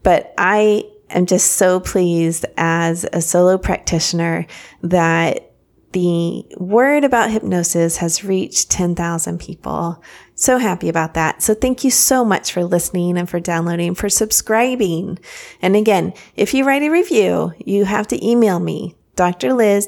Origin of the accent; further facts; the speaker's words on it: Paris, Île-de-France, France; born there; I was born in Paris, actually, and my parents lived in France for many, many, many years.